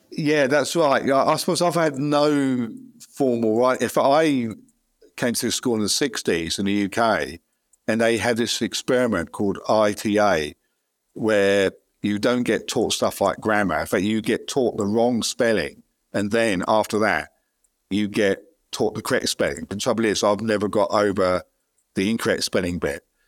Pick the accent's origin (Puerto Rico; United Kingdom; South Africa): United Kingdom; London; moved away as an adult; now in Australia; I used to, uh, work in London and live nearby if I was born in London